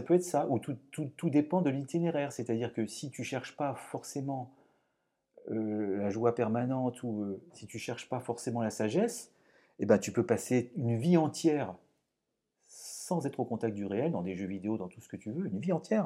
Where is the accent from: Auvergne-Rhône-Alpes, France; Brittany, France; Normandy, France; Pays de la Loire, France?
Auvergne-Rhône-Alpes, France; Lyon; je suis lyonnais